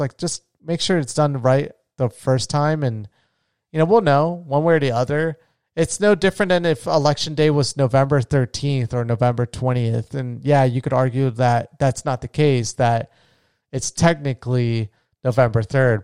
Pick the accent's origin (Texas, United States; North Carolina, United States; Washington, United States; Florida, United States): Florida, United States; my home state of Florida